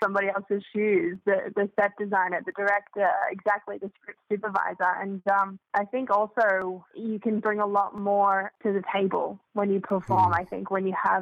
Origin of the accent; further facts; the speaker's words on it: Sydney, New South Wales, Australia; moved away as an adult; now in Los Angeles, United States; I'm from Sydney originally, and okay. I moved to LA at the beginning of 2017